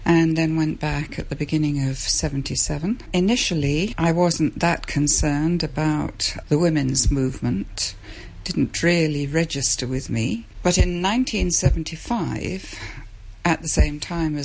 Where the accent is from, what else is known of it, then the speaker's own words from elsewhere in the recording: Epsom, South East England, United Kingdom; moved away as an adult; also born or lived in London / Kuala Lumpur, Malaysia; I came from South London, the Epsom area, and I went to university in London and taught on the north side of London.